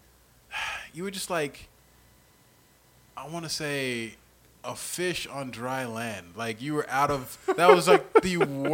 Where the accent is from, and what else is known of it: Graceville, Florida, United States; born or raised there; moved away